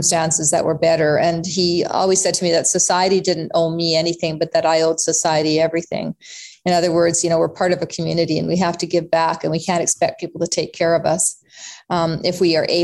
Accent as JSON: {"language": "English", "country": "Canada", "tie": "born or raised there", "also_born_or_lived": "South Africa", "said": "We came to Canada from South Africa when I was not quite 3 years old, Tony, and came here with literally nothing."}